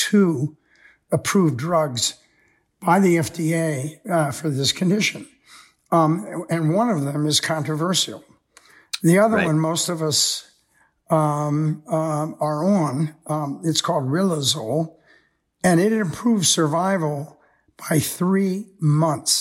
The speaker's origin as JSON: {"language": "English", "country": "United States", "tie": "born or raised there", "said": "Most of us growing up in America"}